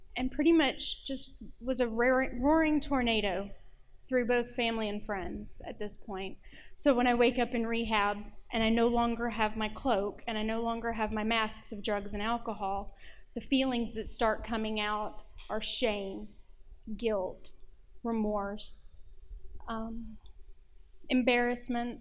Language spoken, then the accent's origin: English; Nashville, Tennessee, United States; I'm from Nashville